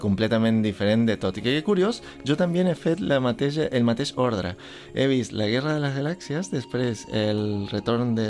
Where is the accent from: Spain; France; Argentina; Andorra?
Argentina; accent: Argentine; Catalan is a second language; moved away; suposo que se notarà per el meu accent. Jo sóc argentí. I mm, en Argentina, quan, en la dècada del 80, quan eh, tot començava per mi, perquè era petit